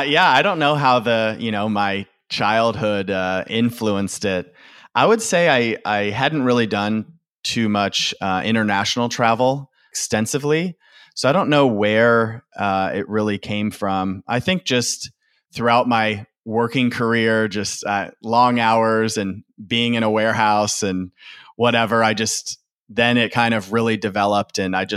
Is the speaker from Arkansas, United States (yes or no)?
no; Michigan, United States; also born or lived in Louisville, Kentucky / Austin, Texas; But originally, I usually just say I'm from Michigan. I lived there the longest. I finished high school and college there. So originally from Michigan, but I've lived in quite a few other states in the U.S.